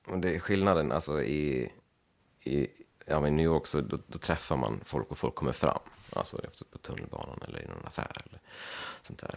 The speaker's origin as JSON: {"language": "Swedish", "town": "Leksand", "region": "Dalarna County", "country": "Sweden", "also_born_or_lived": "Gagnef, Sweden", "moved": "as an adult", "lives_now": "Brooklyn, United States", "said": "jag kommer från Leksand och jag har mina, jag har mina föräldrar och en syster här i, här i krokarna"}